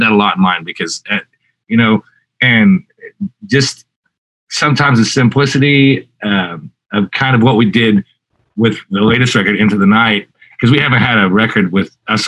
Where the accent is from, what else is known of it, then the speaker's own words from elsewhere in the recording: Southwest, United States; I have a weird tornado obsession growing up in the Southwest, you know, where there's tornado warnings more than there's, you know, sunshine usually.